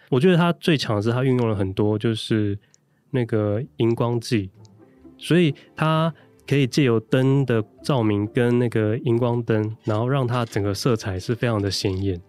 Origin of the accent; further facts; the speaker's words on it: Taipei, Taiwan; 我对于我的出生地其实也并不了解